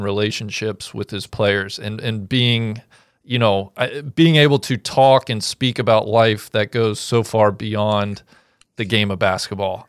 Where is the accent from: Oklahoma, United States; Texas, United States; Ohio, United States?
Ohio, United States; Cincinnati; I grew up in Cincinnati, uh, born and raised